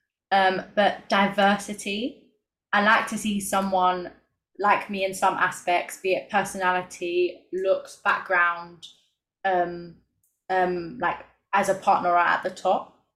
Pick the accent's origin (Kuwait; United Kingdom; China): United Kingdom; London; accent: cockney; Londoners, people who spoke like me, because sometimes, especially when I'm drunk, like, my accent turns very cockney